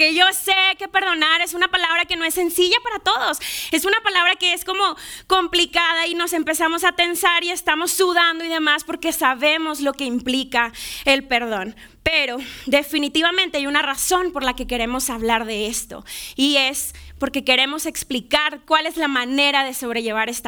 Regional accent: Monterrey, Nuevo León, Mexico; now in Mexico City, Mexico; yo soy yo soy de Monterrey, no, no tengo acento, ya no tengo acento

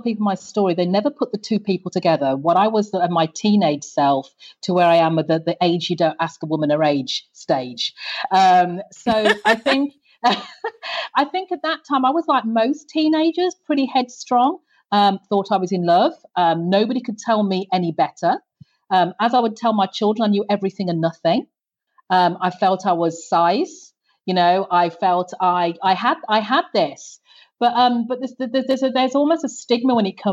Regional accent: Birmingham, West Midlands, United Kingdom; now in Antigua; I grew up, as you can tell by my accent, I grew up in the UK. I'm UK born. Mm-hmm. So I grew up in the UK's second largest city.

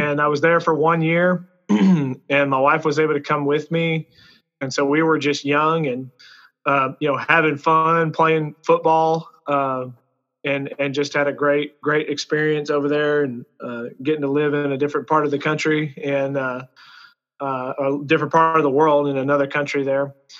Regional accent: Abilene, Texas, United States; I'm originally from Abilene, Texas, which is where McMurray University is located here. Born and raised out here in West Texas. I'm a proud Abilenian. Went to Cooper High School

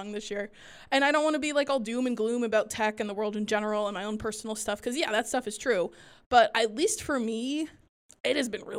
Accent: New York, United States; We're two librarians from Nopal in upstate New York

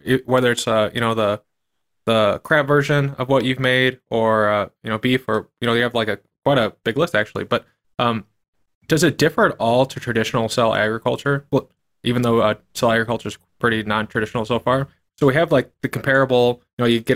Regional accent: Midwest, United States; I'm from the Midwest, so I'm used to things being about like a third the cost

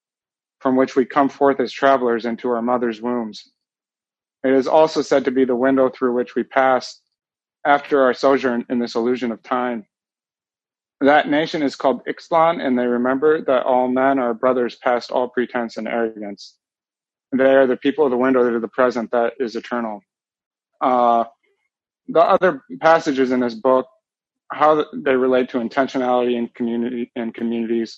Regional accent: Iowa, United States; also born or lived in Alaska; I grew up in Iowa.

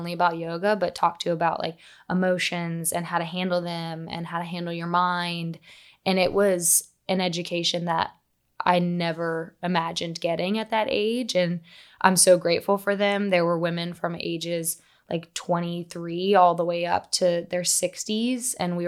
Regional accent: Huntington, West Virginia, United States; moved away as an adult; now in Charleston, United States; I'm originally from Huntington, West Virginia, which if you know the movie We Are Marshall with Matthew McConaughey, that's my hometown.

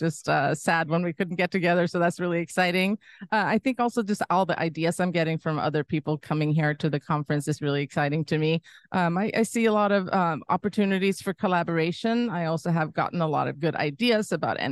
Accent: Sweden; also born or lived in San Francisco / Sonoma County; now in United States; I'm from Sweden originally

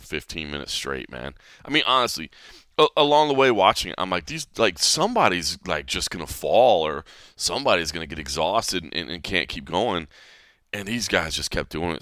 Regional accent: DeSoto, Texas, United States; moved away; Uh, DeSoto actually i-, is where I, with this area, the Dallas-Fort Worth Metroplex

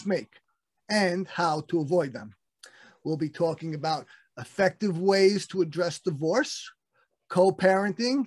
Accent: Brooklyn, New York, United States; we're both from Brooklyn. I'm still in Brooklyn

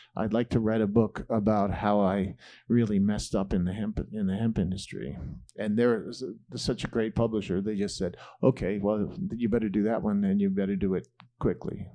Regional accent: Greenwich, Connecticut, United States; also born or lived in Nantucket, Massachusetts; now in Boulder, United States; I grew up in Greenwich, Connecticut

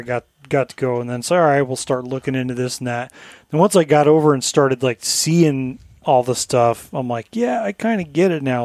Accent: Colorado, United States; moved away; where I grew up in Colorado

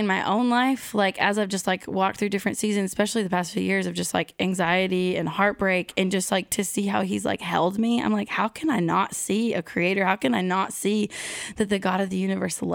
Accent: Pacific Northwest, United States; moved away as an adult; now in Nashville, United States; I grew up in the Pacific Northwest, so did not grow up seeing fireflies every summer, and moved to Nashville 5 years ago

